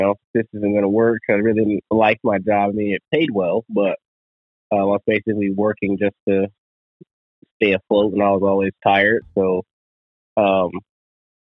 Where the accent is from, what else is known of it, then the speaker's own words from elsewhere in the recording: Colorado, United States; moved away as an adult; also born or lived in Washington State; I grew up in Colorado